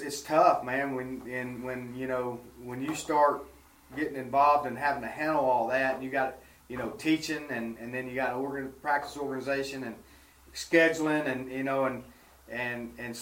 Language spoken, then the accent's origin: English; Louisiana, United States; moved away as an adult; also born or lived in Mississippi; now in Arkansas, United States; I'm from Louisiana and went to high school there